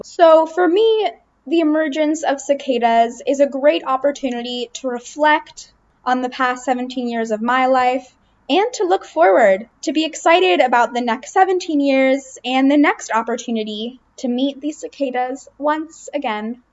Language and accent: English; Princeton, New Jersey, United States; I grew up in Princeton